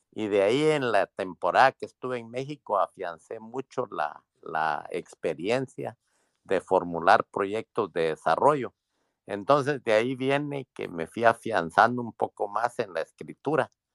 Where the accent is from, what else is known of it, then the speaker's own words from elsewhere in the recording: Guatemala; moved away as an adult; now in Washington, United States; Yo, yo soy migrante, soy guatemalteco, vivo aquí en Washington.